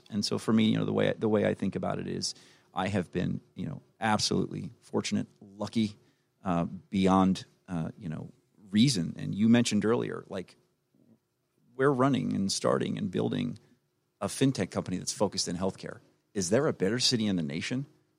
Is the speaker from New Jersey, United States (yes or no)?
yes; New Jersey, United States; also born or lived in Florida / North Carolina; now in Atlanta, United States; I grew up in South Jersey outside of Philly. I lived in Florida for 12 years.